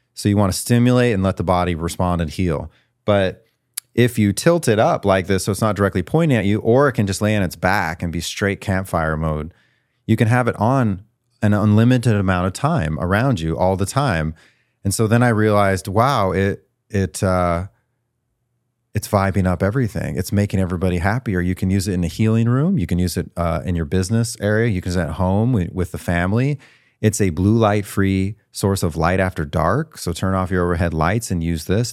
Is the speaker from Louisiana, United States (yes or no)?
no; Great Falls, Montana, United States; moved away; also born or lived in Missouri; where I grew up was, uh, Great Falls, Montana